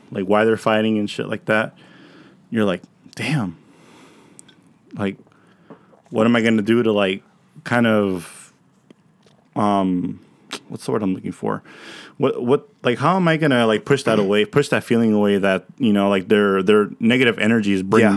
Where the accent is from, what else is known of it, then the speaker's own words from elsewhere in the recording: Pomona, California, United States; moved away; my hometown in Pomona.